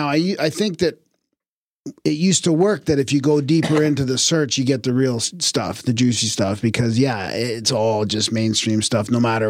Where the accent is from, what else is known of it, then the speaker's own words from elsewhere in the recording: United Kingdom; now in Thailand; I'm a Brit who has been living in Thailand for the past 20 years.